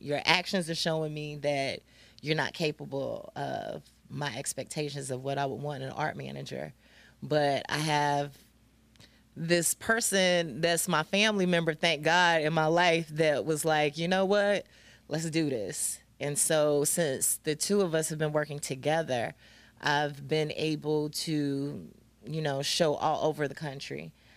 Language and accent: English; Greensboro, North Carolina, United States; moved away; I'm originally from Greensboro.